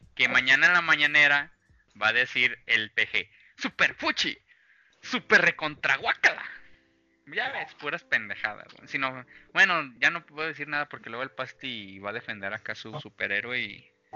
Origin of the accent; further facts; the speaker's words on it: Mexico; Somos mexicanos